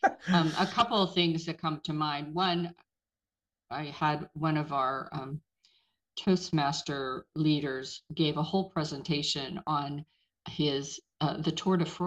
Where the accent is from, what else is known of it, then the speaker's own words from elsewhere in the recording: Pittsburgh, Pennsylvania, United States; now in Georgia, United States; I'm originally from Pittsburgh